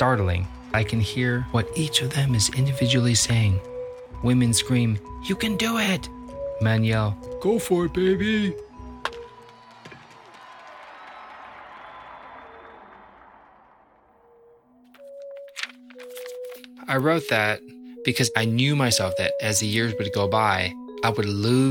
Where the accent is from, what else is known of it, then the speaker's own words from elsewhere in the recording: Libertyville, Illinois, United States; I grew up in Libertyville, Illinois, which is about 35, 40 miles north of the city of Chicago